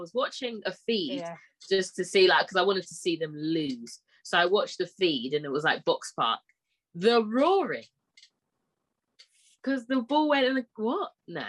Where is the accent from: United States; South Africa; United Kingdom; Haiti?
United Kingdom; I was born here against my will. I'm black African.